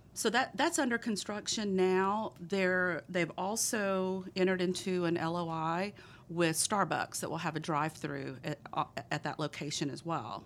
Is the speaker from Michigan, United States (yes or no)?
no; Texas, United States; accent: thick Texas; my thick Texas accent